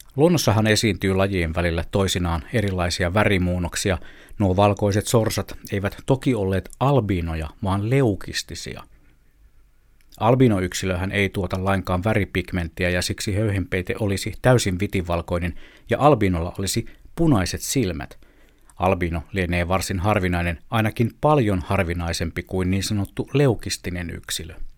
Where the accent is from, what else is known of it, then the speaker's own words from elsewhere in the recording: Southern Savonia, Finland; moved away; synnyin kaupungissani Etelä-Savossa